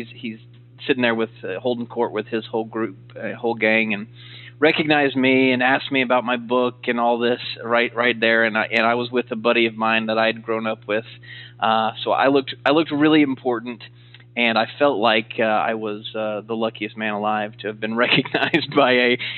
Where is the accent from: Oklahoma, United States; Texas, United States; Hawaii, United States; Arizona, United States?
Oklahoma, United States; growing up in Oklahoma, I idolized Coach Switzer